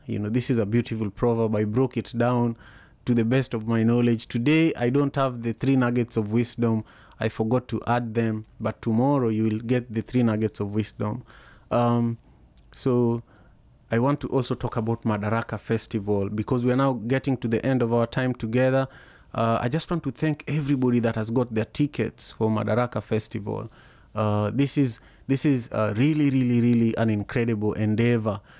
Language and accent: English; Kisumu, Kisumu County, Kenya; English is a second language; now in Seattle, United States; in Kisumu, in the slum where I grew up